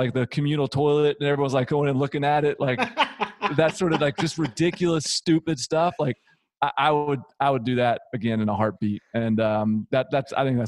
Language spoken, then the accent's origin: English; Nashville, Tennessee, United States; also born or lived in Washington, D.C.; I'm from Nashville